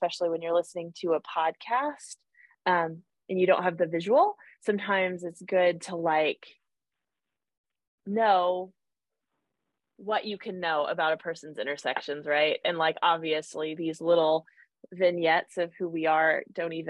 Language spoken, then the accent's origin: English; Kansas, United States; moved away as an adult; also born or lived in Colorado Springs, Colorado; I grew up in Kansas